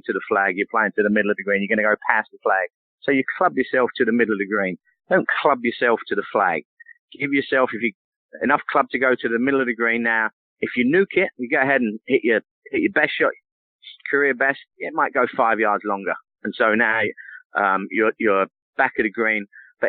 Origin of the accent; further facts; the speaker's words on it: England, United Kingdom; moved away; growing up in England